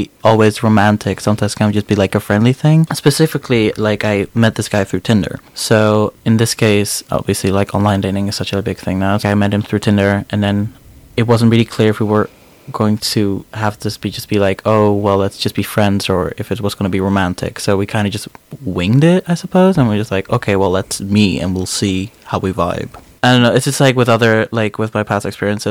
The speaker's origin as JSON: {"language": "English", "town": "Amsterdam", "region": "North Holland", "country": "Netherlands", "tie": "born or raised there", "moved": "as an adult", "lives_now": "Aberdeen, United Kingdom", "said": "I'm from Amsterdam originally, born and raised"}